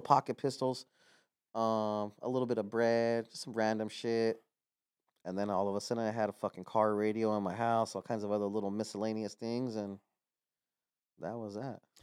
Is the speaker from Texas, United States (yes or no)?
no; Los Angeles, California, United States; I'm from El Sereno. I grew up there my entire life